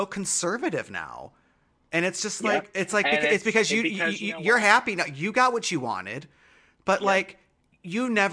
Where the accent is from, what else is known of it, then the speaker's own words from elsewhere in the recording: Michigan, United States; I was raised in Michigan.